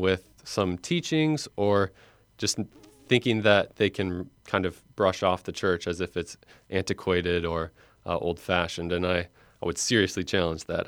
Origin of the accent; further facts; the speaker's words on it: Fox Lake, Illinois, United States; also born or lived in Michigan; I was born, uh, and raised in Fox Lake, Illinois, which is in Northwest Lake County.